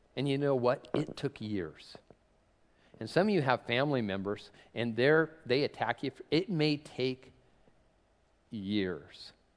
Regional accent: Tacoma, Washington, United States; I'm from Tacoma

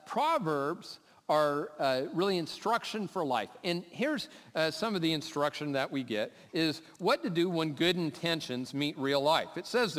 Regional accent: Lakewood, United States; So I'm from Lakewood, I have an excuse.

